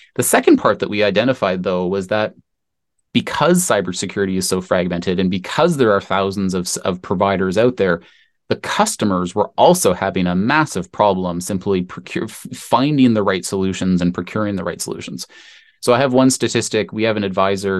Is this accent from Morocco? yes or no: no; Canada; I am Canadian, company was, was based in Canada